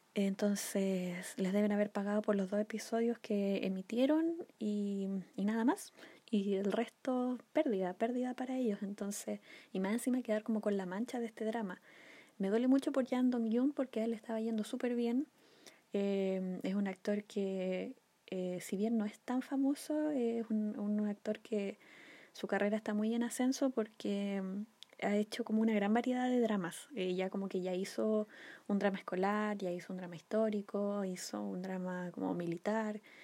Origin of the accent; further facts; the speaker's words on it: Chile; acá en Chile, en mi país